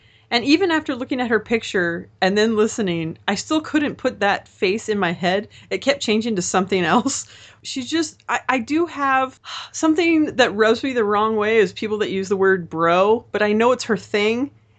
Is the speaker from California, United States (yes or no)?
yes; California, United States; I should know because I'm Californian, but I'm a disgrace to my Mexican culture and my Californian culture.